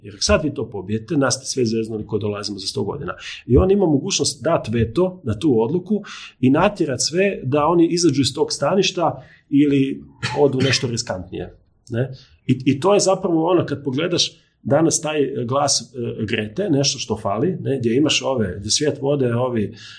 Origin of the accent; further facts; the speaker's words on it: Križevci, Koprivnica-Križevci County, Croatia; ja sam iz Križevaca